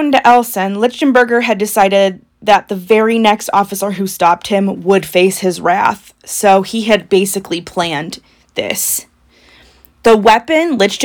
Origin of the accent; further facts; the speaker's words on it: Indiana, United States; we are from Indiana